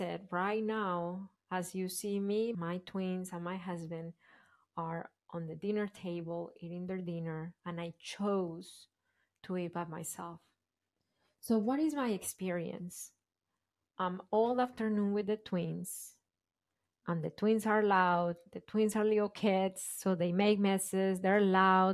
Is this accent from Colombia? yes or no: yes; Colombia; moved away; I grew up in Colombia in a family, my parents, but the way I was raised, my dad was working a lot